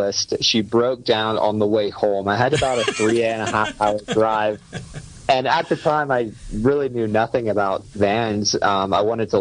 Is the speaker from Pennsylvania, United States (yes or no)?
yes; Pennsylvania, United States; growing up in the States in like a small rural area of Pennsylvania